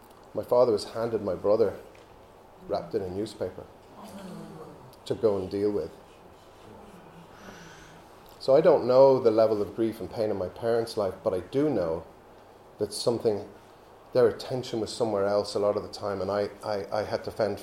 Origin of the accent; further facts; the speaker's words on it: Belgium; also born or lived in England; But I wasn't born in France, I was born in England. And I was confused, even at the age of 2, about where I was from. My parents had met here, had me here. Now they were back in Belgium